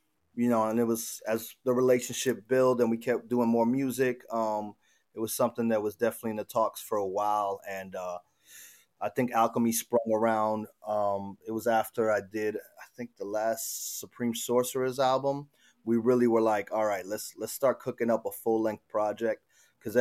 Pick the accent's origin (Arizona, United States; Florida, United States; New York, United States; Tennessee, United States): Florida, United States; Miami; moved away as an adult; also born or lived in Argentina; now in Asheville, United States; growing up in South Florida and Miami.